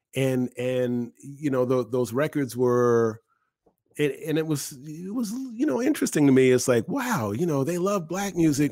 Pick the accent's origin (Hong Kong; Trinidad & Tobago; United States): United States; Boston, Massachusetts; now in Philadelphia, United States; I grew up in Boston